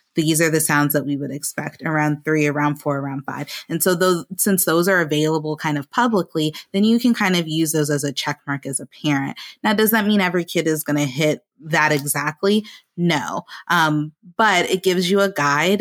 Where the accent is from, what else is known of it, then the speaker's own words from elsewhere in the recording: the South, United States; accent: African-American English; I am a proud African-American English user in my personal life, um, and I grew up in the South